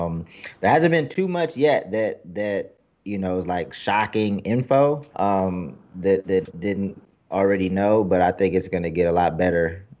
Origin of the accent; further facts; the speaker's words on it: Los Angeles, California, United States; I'm from L.A., I'm from the Valley part of LA.